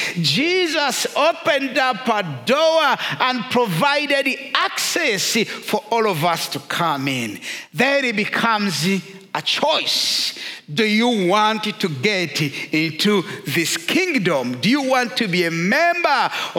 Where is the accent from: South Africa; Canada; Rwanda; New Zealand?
Rwanda; moved away; I am first of all a Christian and secondary Rwandan